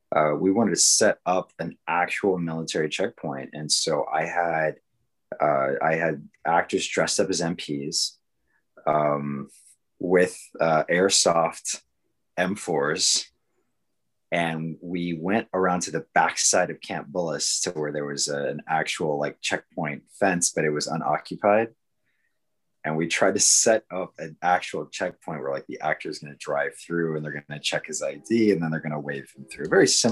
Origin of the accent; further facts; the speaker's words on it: Bolivia; also born or lived in Panama / Peru; now in San Antonio, United States; And I was born in Panama in the Anacon Canal Zone. And then raised in South America, in Bolivia and Peru. My mother's Bolivian.